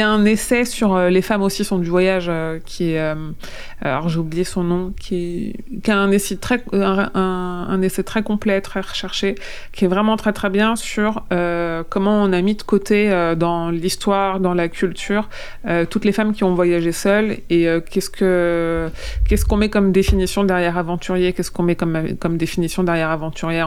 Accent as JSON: {"language": "French", "town": "Tonnerre", "region": "Bourgogne-Franche-Comté", "country": "France", "tie": "born or raised there", "said": "je suis née à Tonnerre"}